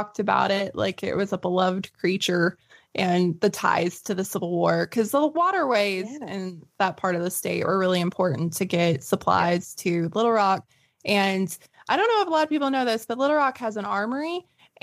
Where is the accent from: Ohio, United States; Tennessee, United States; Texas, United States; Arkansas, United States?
Arkansas, United States; the Ozarks; my hometown. So the White River in the Ozarks in Arkansas